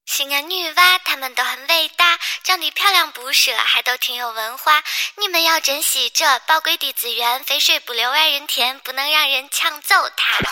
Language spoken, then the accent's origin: Chinese; Xianyang, Shaanxi, China; 我是咸阳人